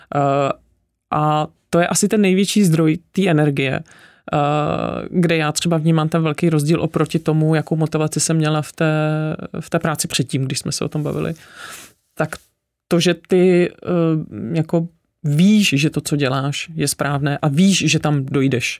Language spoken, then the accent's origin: Czech; Ústí nad Labem, Ústí nad Labem Region, Czechia; now in Prague, Czechia; Já jsem původně z Ústí nad Labem, takže takový severský uhelný husákovo dítě